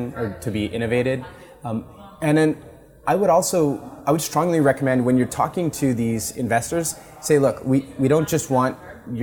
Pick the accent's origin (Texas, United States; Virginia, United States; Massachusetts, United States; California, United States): California, United States; Los Gatos; I grew up in Los Gatos, went to San Jose State University